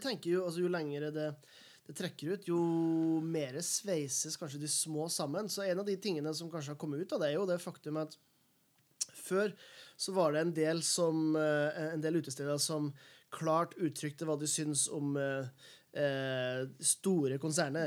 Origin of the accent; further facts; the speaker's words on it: Helgeland, Nordland, Norway; now in Oslo, Norway; hjemme på Helgeland.